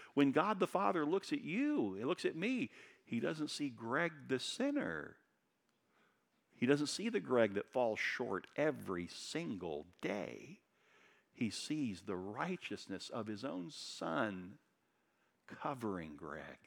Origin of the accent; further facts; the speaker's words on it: Daytona Beach, Florida, United States; moved away as an adult; I grew up in Daytona Beach